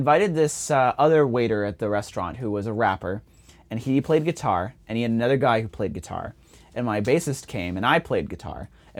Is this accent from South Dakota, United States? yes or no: no; Kingston, Massachusetts, United States; I went to school in Massachusetts because I grew up in Massachusetts.